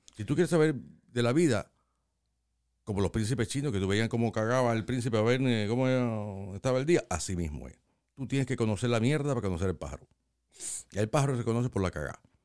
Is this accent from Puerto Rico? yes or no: no; Cuba; also born or lived in Los Angeles, California; now in United States; Mi mamá es blanca, pero blanca de mi país